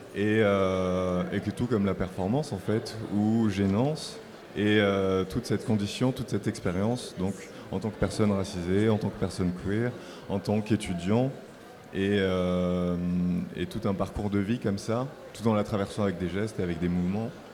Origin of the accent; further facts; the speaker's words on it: Marseille, Provence-Alpes-Côte d'Azur, France; initialement, je viens de Marseille. Et donc, moi, je viens des quartiers nord de Marseille